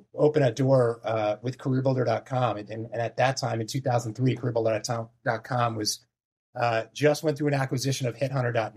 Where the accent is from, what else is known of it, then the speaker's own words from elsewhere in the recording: New Jersey, United States; also born or lived in New York; growing up in New Jersey, close to Manhattan.